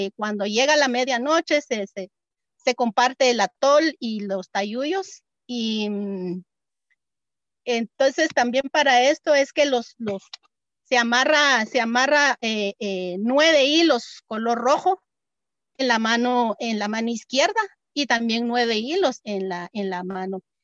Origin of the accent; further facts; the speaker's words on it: Momostenango, Totonicapán, Guatemala; soy originaria de Momostenango